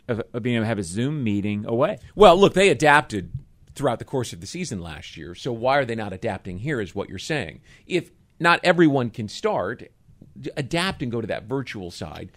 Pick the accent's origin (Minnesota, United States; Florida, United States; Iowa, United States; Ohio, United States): Florida, United States; Jacksonville; I work for the Jaguars, or you know, hey, I'm from Jacksonville